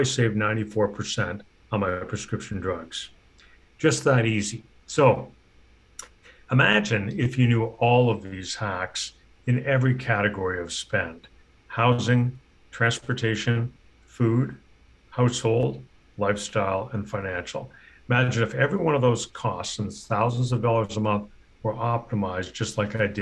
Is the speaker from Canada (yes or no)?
yes; Canada; moved away as an adult; now in United States; I'm a Canadian and recently moved to the US